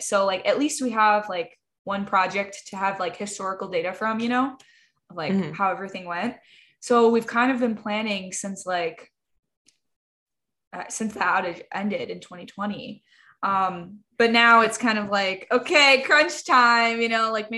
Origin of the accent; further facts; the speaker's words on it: Midwest, United States; we're both from the Midwest